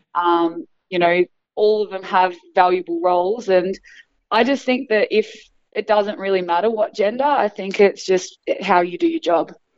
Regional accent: Australia; being Australian

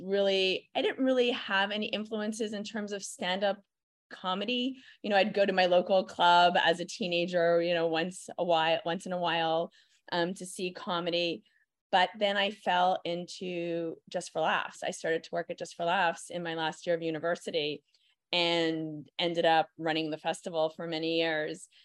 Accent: Montreal, Quebec, Canada; I am born and raised in Montreal

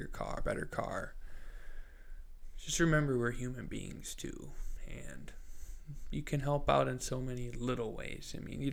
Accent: Midwest, United States; I was a little kid growing up in the Midwest

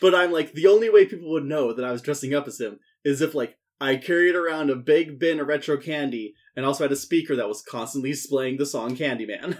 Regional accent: Saskatchewan, Canada; I'm from Saskatchewan.

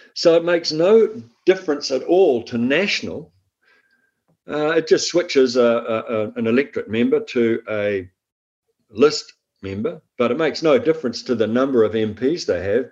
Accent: Waikato, New Zealand; born or raised there

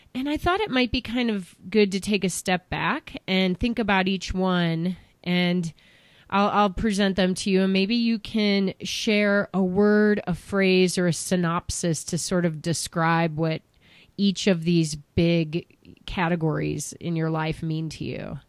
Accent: Chicago suburbs, Illinois, United States; moved away; I grew up in the Chicago suburbs

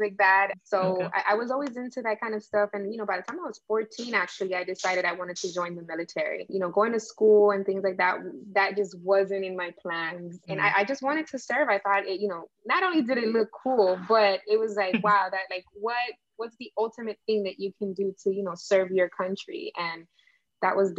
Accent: Miami, Florida, United States; I grew up in Miami, what's now known as the Wynwood Art District

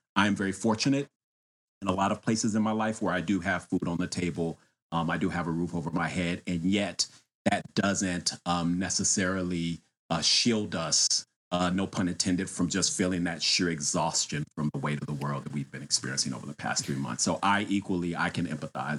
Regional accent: Austin, Texas, United States; now in Washington, D.C., United States; I am originally from Austin, Texas, and I currently live in Washington, D C.

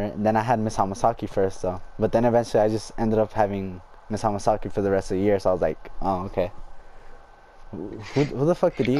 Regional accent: Fresno, California, United States; also born or lived in San Joaquin / Mendota / Tranquility / Helm; I was born here in Fresno, fucking moved a lot. I used to live in SJ, San Joaquin. And then I moved to Mendota, and then to Tranquility, then to Helm.

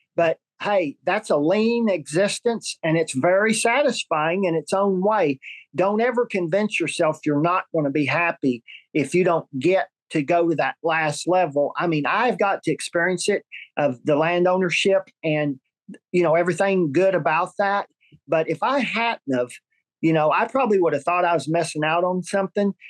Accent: Oklahoma, United States; my home state, Oklahoma

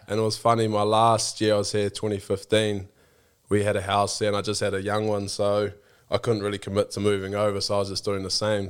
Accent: Blenheim, Marlborough, New Zealand; born or raised there

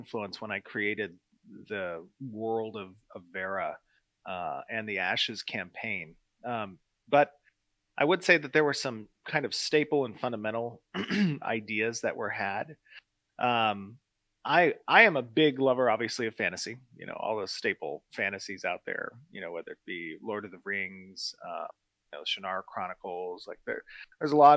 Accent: California, United States; as a Californian

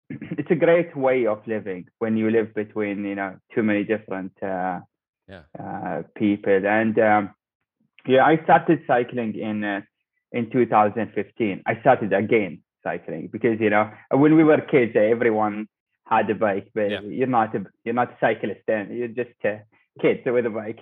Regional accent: Dubai, United Arab Emirates; I am from Dubai. I work as a mechanical engineer in Dubai Electricity. And I was born in Dubai. I live in Dubai. I'm from here.

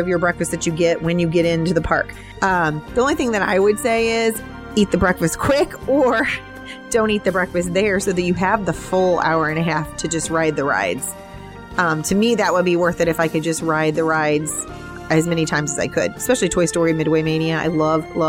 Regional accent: Midwest, United States; moved away; also born or lived in North Carolina; I grew up in the Midwest

